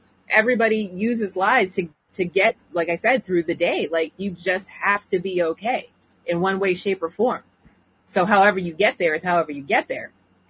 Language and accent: English; New England, United States; I'm from New England. We merge. We're too lazy to say the whole word.